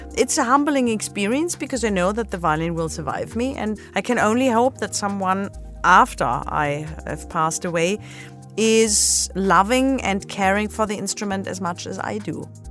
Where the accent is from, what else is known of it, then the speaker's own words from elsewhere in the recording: Black Forest, Baden-Württemberg, Germany; moved away; I grew up in the Black Forest